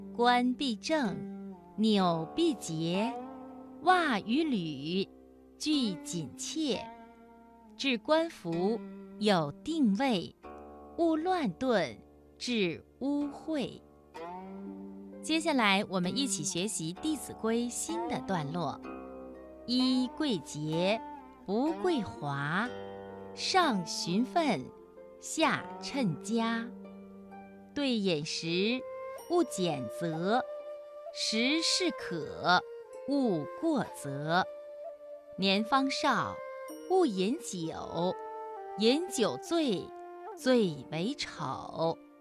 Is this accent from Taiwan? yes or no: no; China; 我们中国人